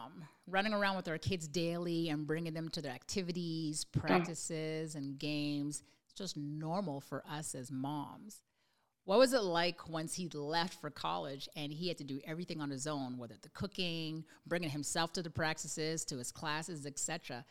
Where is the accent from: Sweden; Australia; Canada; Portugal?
Canada; Montreal, Quebec; I'm from Montreal, Canada